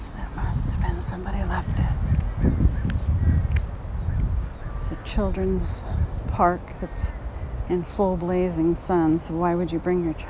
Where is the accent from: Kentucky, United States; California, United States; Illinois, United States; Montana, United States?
California, United States; also born or lived in Louisiana; My home state is here in California